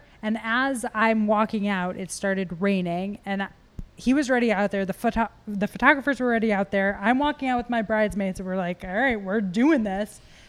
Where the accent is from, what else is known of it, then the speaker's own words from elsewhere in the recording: Buffalo, New York, United States; I'm from Buffalo.